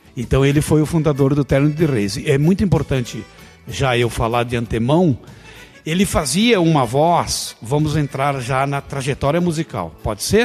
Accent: Caxias do Sul, Rio Grande do Sul, Brazil; moved away; Eu sou natural de Caxias do Sul, nasci na Criúva, terra dos Bertucci

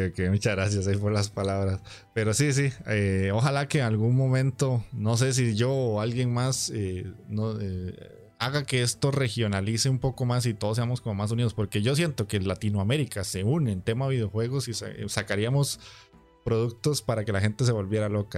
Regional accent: Costa Rica; aquí en mi país, que es para quien no lo sabe, es Costa Rica

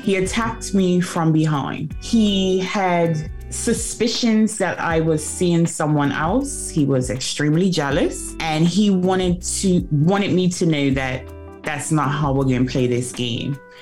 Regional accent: Bermuda; now in London, United Kingdom; I am originally from Bermuda, born and raised, proudly an onion

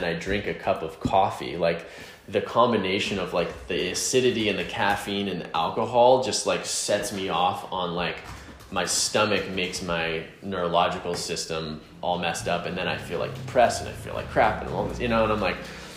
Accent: the South, United States; I grew up in the South, like, you know, like playing football and eating

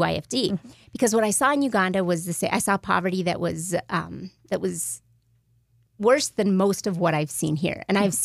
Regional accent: New Mexico, United States; moved away as an adult; I'm from New Mexico, so when I came home

